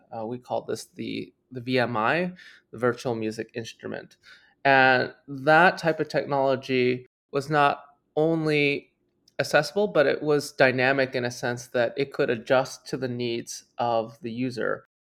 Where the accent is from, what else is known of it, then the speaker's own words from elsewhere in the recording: Toronto, Ontario, Canada; I grew up in Toronto, Canada